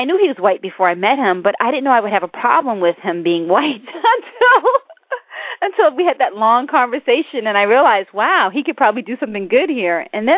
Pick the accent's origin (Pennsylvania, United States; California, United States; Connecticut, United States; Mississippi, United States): Mississippi, United States; born there; I'm African American, and I was born in the Deep South. I was born in Mississippi.